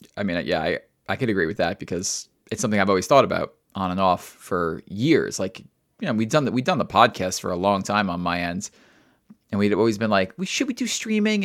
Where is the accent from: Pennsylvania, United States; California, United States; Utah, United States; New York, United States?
New York, United States; I'm a New Yorker.